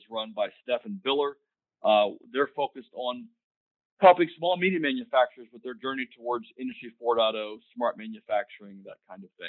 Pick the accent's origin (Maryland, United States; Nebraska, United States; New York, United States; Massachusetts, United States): Maryland, United States; Hagerstown; I was uh, able to uh, secure a position at Fairchild Republic Company in my hometown of Hagerstown, Maryland.